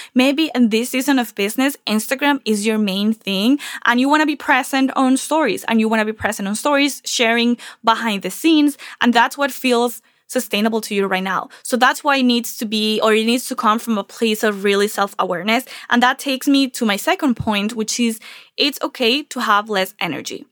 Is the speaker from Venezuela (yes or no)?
yes; Venezuela; moved away as an adult; also born or lived in Charlotte, North Carolina; now in Miami, United States; I'm originally from Venezuela, and I came from Venezuela to the U S eight years ago, and I left almost everything behind, and a lot of my stuff, my childhood stuff, stayed in Venezuela